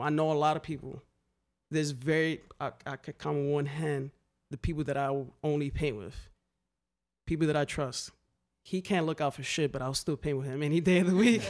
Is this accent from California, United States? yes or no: no; New York City, New York, United States; growing up in the Bronx, um, a nineties kid